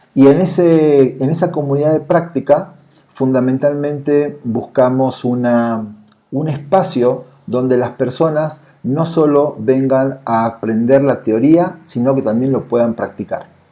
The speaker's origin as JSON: {"language": "Spanish", "country": "Argentina", "moved": "as an adult", "lives_now": "Mexico City, Mexico", "said": "soy de Argentina, vivo y trabajo en la Ciudad de México desde hace más o menos unos ocho años."}